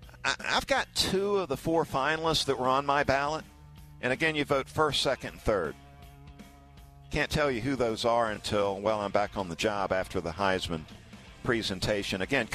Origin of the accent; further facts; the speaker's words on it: the South, United States; So as a Southerner